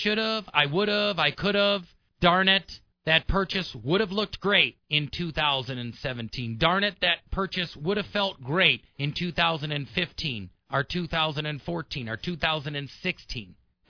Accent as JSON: {"language": "English", "town": "Milwaukee", "region": "Wisconsin", "country": "United States", "tie": "born or raised there", "said": "I grew up in the Midwest in Milwaukee, where I didn't even know what a credit card was growing up."}